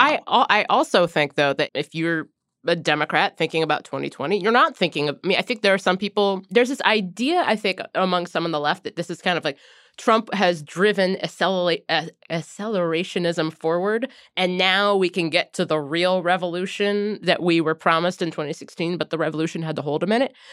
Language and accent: English; Cincinnati, Ohio, United States; moved away; areas like where we grew up in Cincinnati